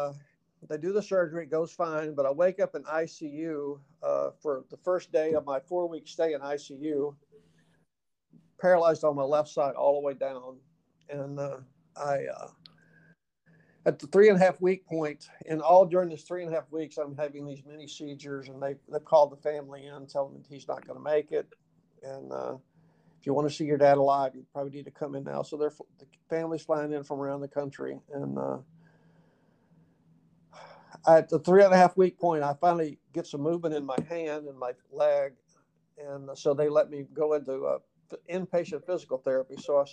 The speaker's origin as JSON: {"language": "English", "region": "the South", "country": "United States", "accent": "Southern", "said": "I said, \"Unless you're trying to get rid of my Southern accent, I don't think I have a speech problem.\""}